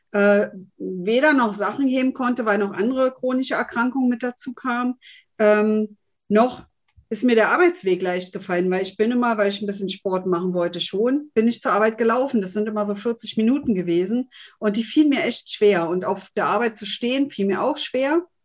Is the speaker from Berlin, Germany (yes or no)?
yes; Berlin, Germany; bin äh, 49 Jahre jung und komme eigentlich aus Berlin.